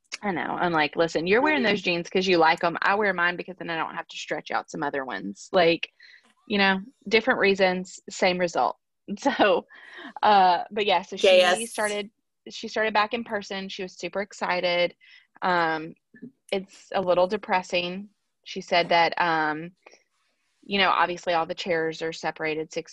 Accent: Alabama, United States; moved away; I'm from Alabama.

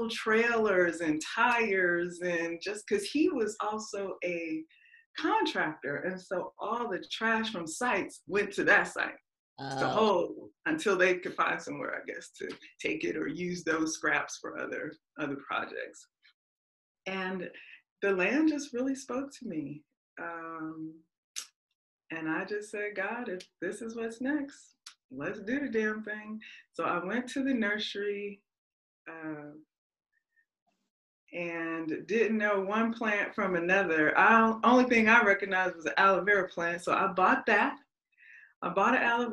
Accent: Las Vegas, Nevada, United States; I'm from Vegas.

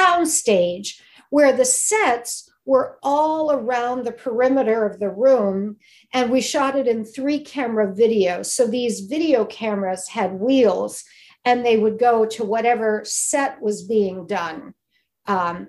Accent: Midwest, United States; moved away; also born or lived in Michigan / Cleveland; I'm from the Midwest.

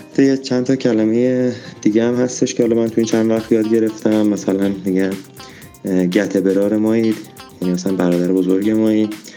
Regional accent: Karaj, Alborz, Iran; من متولد کرج هستم و بزرگ شده کرج

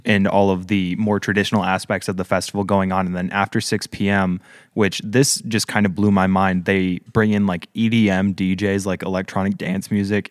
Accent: Marquette, Michigan, United States; my hometown of Marquette

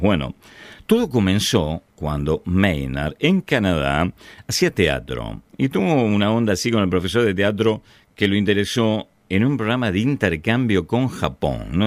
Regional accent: Ramos Mejía, Buenos Aires Province, Argentina; Yo nací en Cava, pero viví toda mi vida en Ramos Mejía, en el oeste del Gran Buenos Aires.

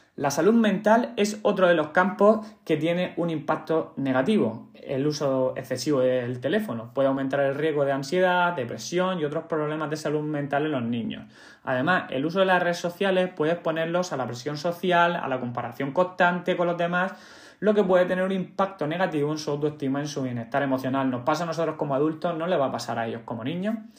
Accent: Cartagena, Region of Murcia, Spain; yo soy de Cartagena

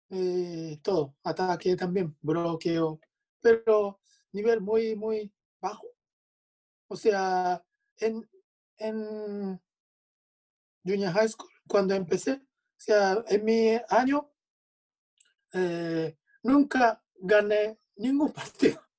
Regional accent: Hyogo, Japan; Spanish is a second language; yo soy de Hyogo, al lado de Osaka, oeste de Japón.

